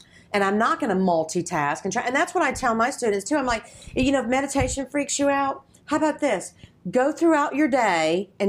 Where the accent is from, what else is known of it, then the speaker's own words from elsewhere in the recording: Georgia, United States; moved away; because I'm from Georgia